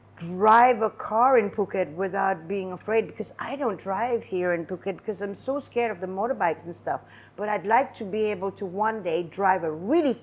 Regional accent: Singapore; No, I would never do that. I'm Singaporean.

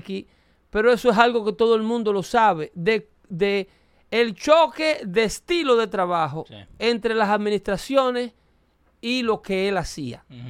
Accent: Dominican Republic; mi país, República Dominicana

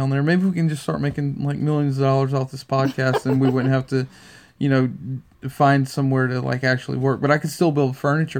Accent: Louisiana, United States; by the way we're from the south. I'm from Louisiana.

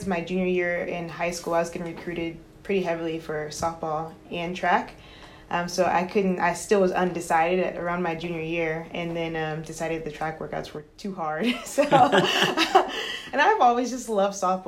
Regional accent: Houston, Texas, United States; I grew up in Houston. So born and raised there

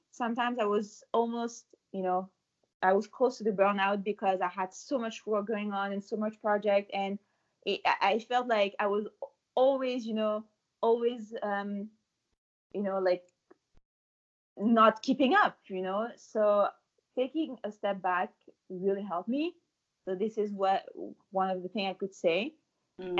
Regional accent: France; moved away as an adult; also born or lived in Paris / New York City; now in Montreal, Canada; I'm from France. In France, we used to eat, to drink, you know, to live fully

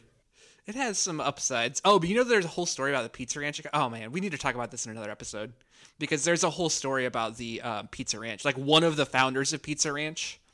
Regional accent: Washington, Iowa, United States; moved away; I'm from Washington, Iowa originally

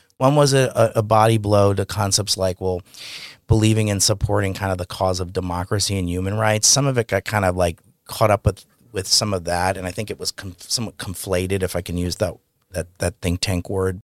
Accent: New York, United States; I grew up in New York

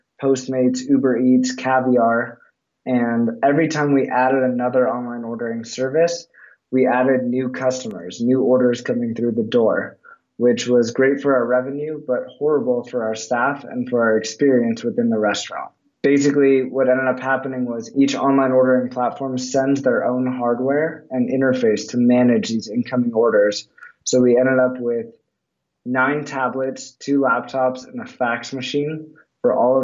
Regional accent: Los Angeles, California, United States; I grew up in Los Angeles, fourth generation of Canter's Deli

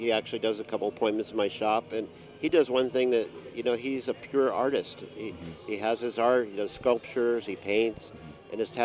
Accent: United States; I'm American

